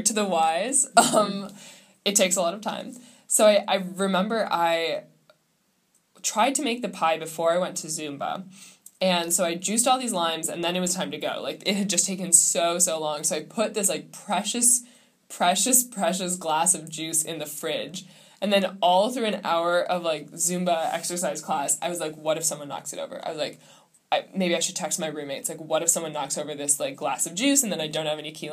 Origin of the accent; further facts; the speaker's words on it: Midwest, United States; growing up in the Midwest